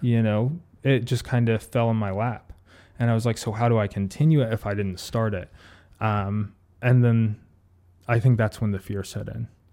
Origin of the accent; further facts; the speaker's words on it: Ohio, United States; moved away; I'm from Ohio originally